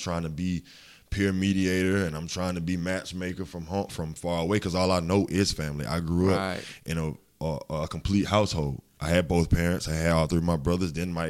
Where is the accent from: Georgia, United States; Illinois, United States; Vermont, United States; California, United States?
Georgia, United States; Augusta; Coming from Seagull, being a city kid, I was raised on Windsor Spring Road basically all my life. And then moving out to Old Waynesboro Road, I mean, I've always been a country boy. That's just in me. That's everybody in Augusta, honestly.